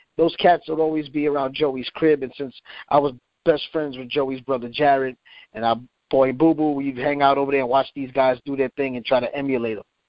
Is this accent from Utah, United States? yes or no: no; New York City, New York, United States; I'm from the Bronx originally, um, and I grew up uh, in uh, the Mott Haven section of the Bronx